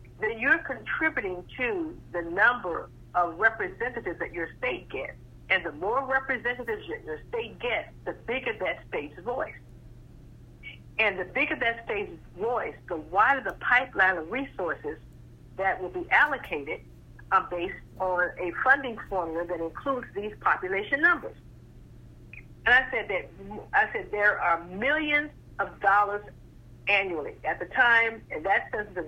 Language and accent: English; South Florida, United States; moved away; also born or lived in Chicago; I am from South Florida, I started my census career in Chicago.